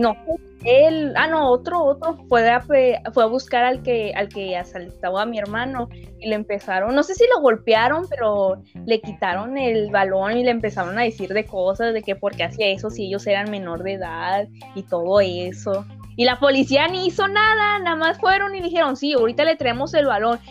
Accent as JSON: {"language": "Spanish", "country": "Mexico", "said": "nosotros somos de México, México, México."}